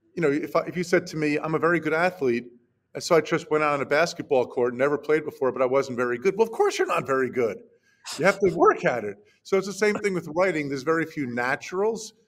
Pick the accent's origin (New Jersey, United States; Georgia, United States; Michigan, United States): New Jersey, United States; my hometown in new jersey